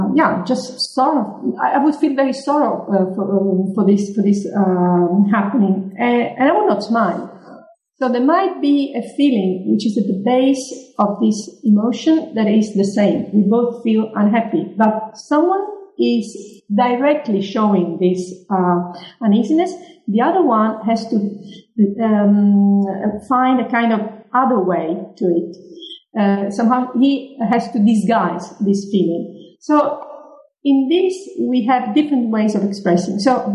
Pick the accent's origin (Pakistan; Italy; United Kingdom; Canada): Italy; Sicily; English is a second language; And I come from Sicily. I come from the Mediterranean area.